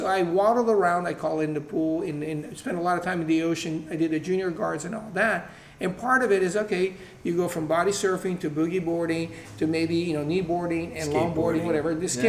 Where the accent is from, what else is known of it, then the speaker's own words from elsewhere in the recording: São Paulo, Brazil; now in California, United States; growing up in Brazil